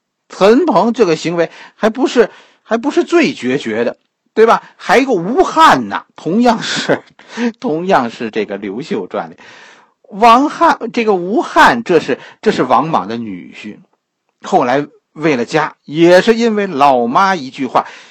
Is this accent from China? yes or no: yes; China; 我们做事可以不受约束，这是我们中国人，在很多外民族眼中的样子。